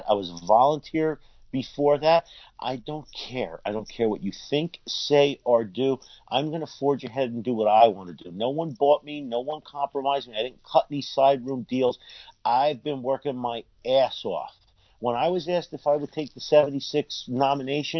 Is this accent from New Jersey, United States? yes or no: yes; New Jersey, United States; I'm from New Jersey